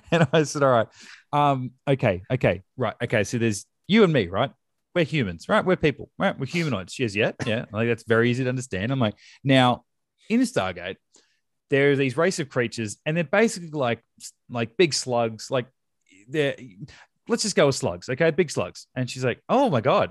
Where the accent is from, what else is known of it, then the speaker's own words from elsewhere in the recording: Australia; we're Australian